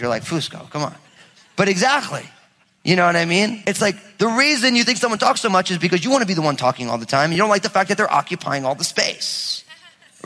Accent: New Jersey, United States; I'm from Jersey.

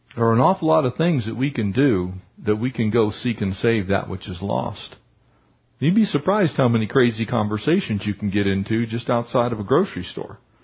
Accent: Poway, California, United States; we were growing up in Poway

